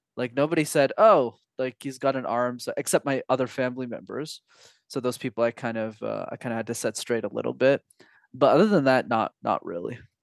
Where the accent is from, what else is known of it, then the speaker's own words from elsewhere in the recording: Montreal, Quebec, Canada; first language English; from the ages of five to sixteen, I actu-, I studied in French because when you're in Montreal, you need to know how to speak the language